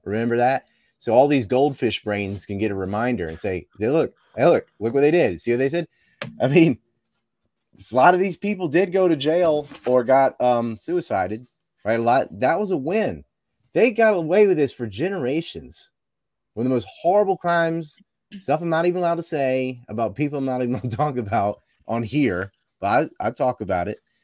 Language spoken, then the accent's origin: English; Cape Hatteras, North Carolina, United States; I'm from Cape Hatteras and there was a yellow ribbon around our lighthouse